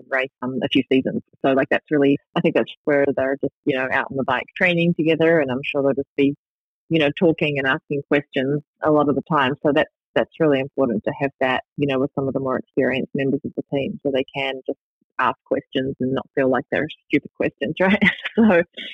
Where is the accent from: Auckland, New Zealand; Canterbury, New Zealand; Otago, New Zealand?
Canterbury, New Zealand; Christchurch; now in North America; Christchurch, you know, in my hometown